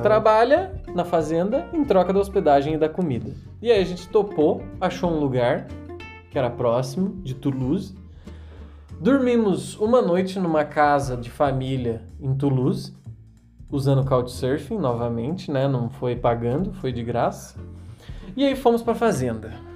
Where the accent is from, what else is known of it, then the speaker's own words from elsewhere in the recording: Brazil; a gente é brasileiro.